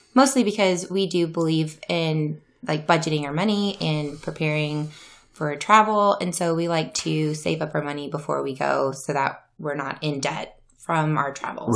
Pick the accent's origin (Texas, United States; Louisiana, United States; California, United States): Louisiana, United States; now in Iowa, United States; I am from Louisiana, um, born and raised